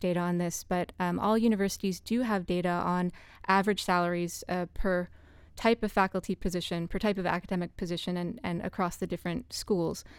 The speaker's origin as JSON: {"language": "English", "country": "United States", "said": "as an American"}